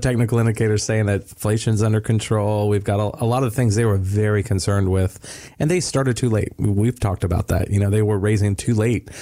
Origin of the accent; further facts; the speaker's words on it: Florida, United States; I told everybody I was from Florida